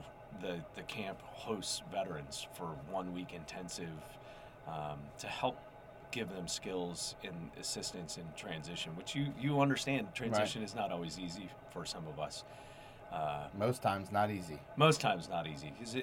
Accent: Minnesota, United States; moved away as an adult; also born or lived in Cincinnati area; I grew up in Minnesota

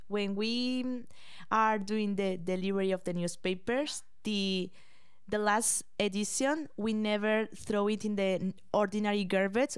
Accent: Madrid, Community of Madrid, Spain; English is a second language; moved away as an adult; now in London, Canada; I am from Spain

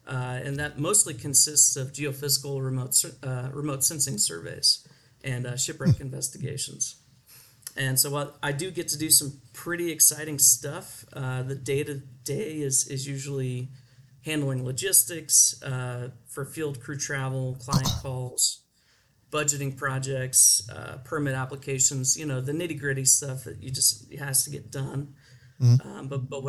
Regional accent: Texas, United States; I don't think there's anything related to growing up in Texas that might have led me to become an archaeologist.

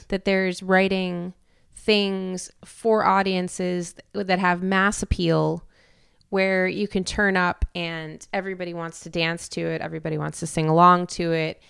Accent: Canada; moved away; also born or lived in Europe; a Canadian with dual citizenship to America

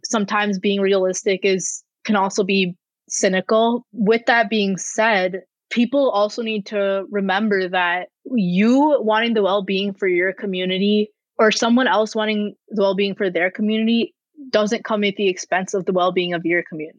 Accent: Rochester, United States; my hometown in, in Rochester

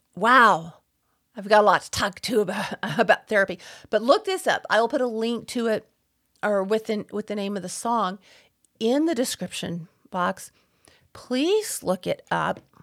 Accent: Texas, United States; growing up in Texas, not wearing shoes on the farm

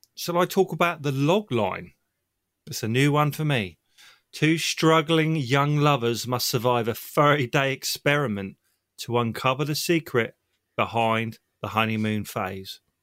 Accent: Southampton, South East England, United Kingdom; I'm from Southampton, England

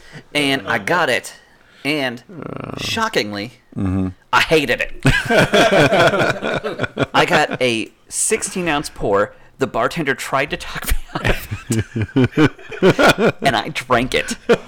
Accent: Massachusetts, United States; now in Florida, United States; I'm from Massachusetts, and I have never been able to say that word well.

